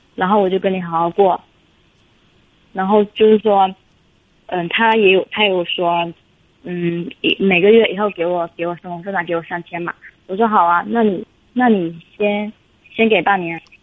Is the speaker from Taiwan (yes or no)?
no; Fujian, China; also born or lived in Jiangsu; 我是福建的